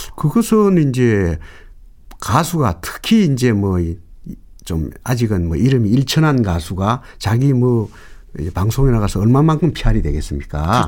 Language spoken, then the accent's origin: Korean; North Gyeongsang, South Korea; 제가 이 경북 사람이기 때문에